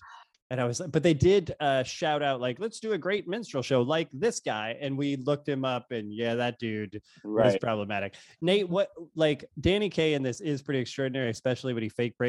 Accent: St. Louis, Missouri, United States; I'm from St. Louis

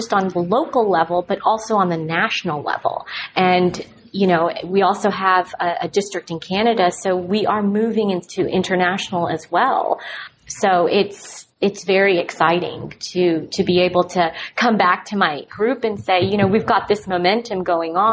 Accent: Dallas, Texas, United States; I'm from Dallas and I love it

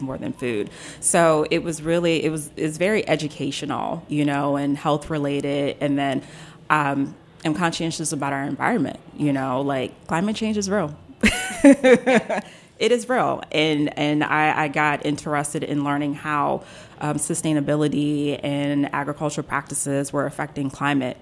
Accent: Silver Spring, Maryland, United States; also born or lived in Mississippi; I was born in Mississippi, but I was raised in Silver Spring along with my sister

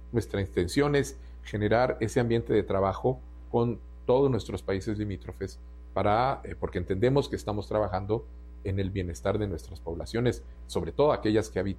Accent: Uruguay; born there; yo nací en el Uruguay eh, durante el exilio de mis padres

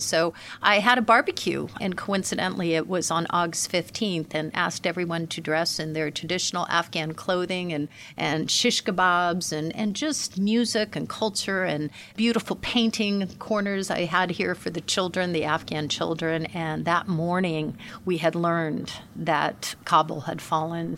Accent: United States; as an American uh, CEO, woman led

